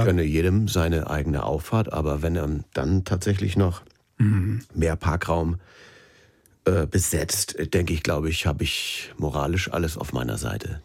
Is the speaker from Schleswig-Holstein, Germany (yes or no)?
yes; Schleswig-Holstein, Germany; Ich bin in Schleswig-Holstein groß geworden.